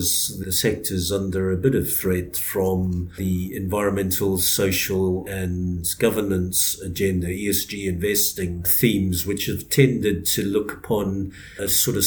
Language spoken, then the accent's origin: English; Zimbabwe; also born or lived in South Africa; now in United Kingdom; born and bred in Zimbabwe, spent 10 years in South Africa and then moved over to the UK.